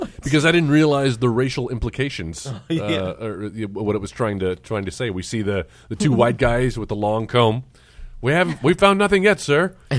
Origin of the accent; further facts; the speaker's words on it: Texas, United States; Listen, I grew up in South Texas.